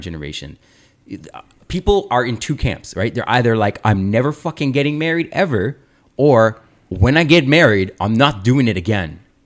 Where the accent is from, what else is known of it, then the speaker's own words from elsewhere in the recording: Aurora, Ontario, Canada; growing up in Aurora, Ontario